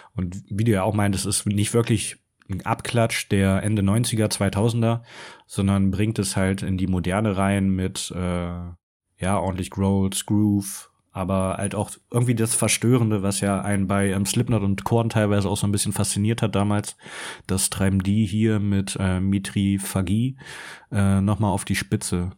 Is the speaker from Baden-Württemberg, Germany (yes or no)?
yes; Stuttgart, Baden-Württemberg, Germany; als Stuttgarter